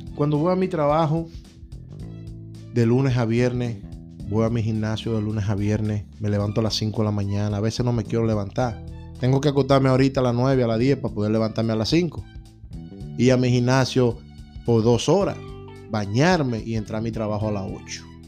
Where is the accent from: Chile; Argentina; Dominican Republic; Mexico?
Dominican Republic; now in United States; 300 dólares son mucho cuarto en mi país